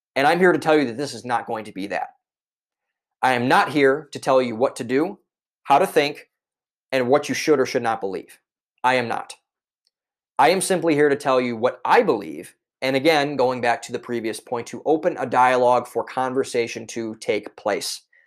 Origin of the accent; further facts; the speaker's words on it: Cleveland, Ohio, United States; moved away as an adult; now in Boston, United States; I am originally from Cleveland, Ohio, a suburb outside of Cleveland, Ohio.